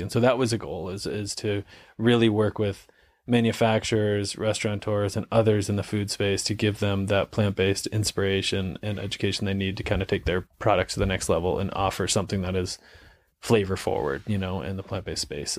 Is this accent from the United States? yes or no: yes; New England, United States; growing up in New England